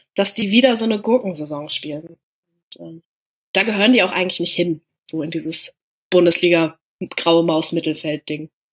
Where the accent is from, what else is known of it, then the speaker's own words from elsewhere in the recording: Hanover, Lower Saxony, Germany; ich komme ja aus Norddeutschland bzw. aus Hannover